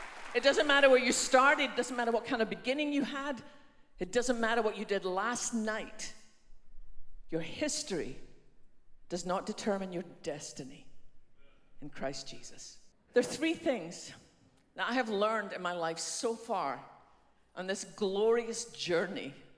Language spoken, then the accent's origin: English; west coast of Scotland, United Kingdom; now in Dallas, United States; You've probably worked out by now by my funny accent that although we live in Dallas, I didn't start there. I was born on the west coast of Scotland in a small fishing village there